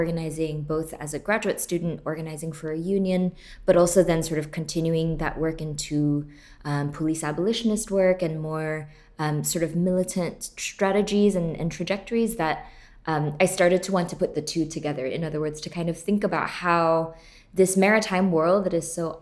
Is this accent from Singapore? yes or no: yes; Singapore; moved away as an adult; now in United States; I grew up in Singapore, born and raised, and left to the US when I was 19.